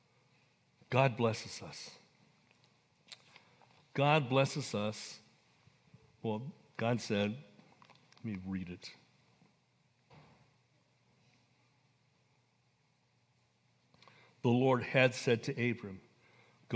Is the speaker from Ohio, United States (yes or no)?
no; Coalinga, California, United States; I was born and raised in Coalinga, California.